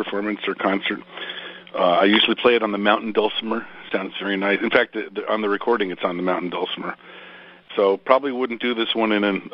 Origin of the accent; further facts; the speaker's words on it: Greenwich, Connecticut, United States; moved away as an adult; also born or lived in upstate New York; now in Seattle, United States; I was born and raised in Greenwich, Connecticut, right outside of New York City